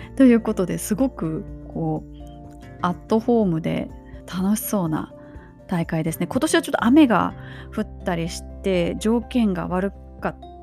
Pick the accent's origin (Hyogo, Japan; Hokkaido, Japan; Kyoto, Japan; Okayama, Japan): Hyogo, Japan; Kobe; 私の地元神戸市須磨区から